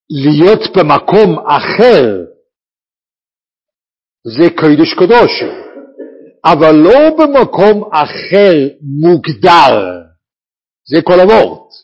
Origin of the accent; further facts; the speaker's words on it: Bnei Brak, Tel Aviv District, Israel; אני נולדתי בבני ברק